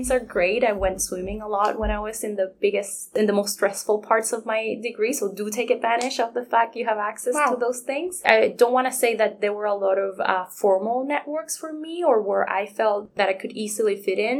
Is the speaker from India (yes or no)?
no; Puerto Rico; first language Spanish; English is a second language; moved away as an adult; now in Kingston, Canada; I was from Puerto Rico